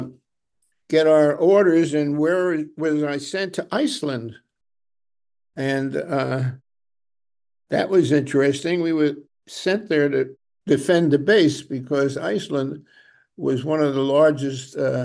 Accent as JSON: {"language": "English", "region": "New York", "country": "United States", "tie": "born or raised there", "also_born_or_lived": "Brooklyn, New York", "said": "At a very young age, I moved, the family moved back moved to Manhattan"}